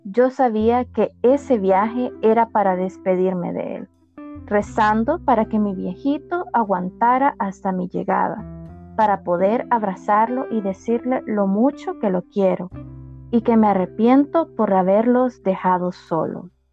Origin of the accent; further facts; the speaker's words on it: El Salvador; en mi país, en El Salvador es de día